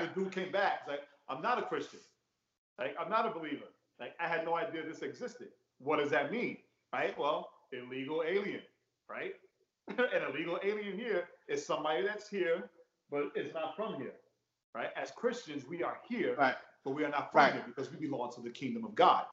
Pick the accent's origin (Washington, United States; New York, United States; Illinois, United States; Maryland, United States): New York, United States; growing up in New York